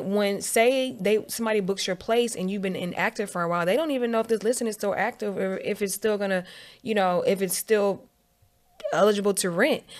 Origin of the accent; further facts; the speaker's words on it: Virginia, United States; moved away as an adult; also born or lived in Atlanta, Georgia; I grew up in Virginia.